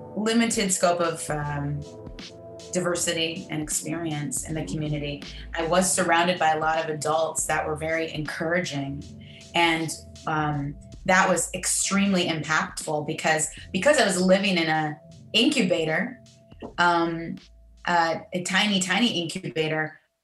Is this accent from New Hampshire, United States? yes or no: no; Manistee, Michigan, United States; also born or lived in Grand Rapids, Michigan; I was born in Grand Rapids, Michigan, and um, and then I grew up a, a bit north of there in, in a very small uh, town